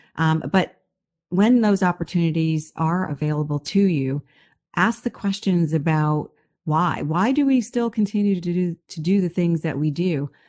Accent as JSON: {"language": "English", "country": "United States", "also_born_or_lived": "Bahamas / Canada", "moved": "as an adult", "said": "I'm from the United States"}